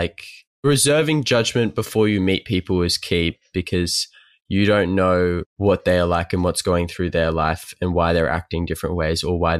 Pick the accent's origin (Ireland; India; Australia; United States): Australia; as an Australian